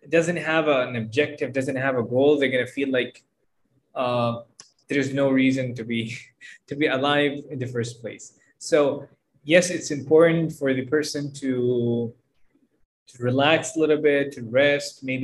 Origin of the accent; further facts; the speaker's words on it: Jeddah, Makkah Province, Saudi Arabia; يعني مثلا انا من جده فاتكلم شويه عن جده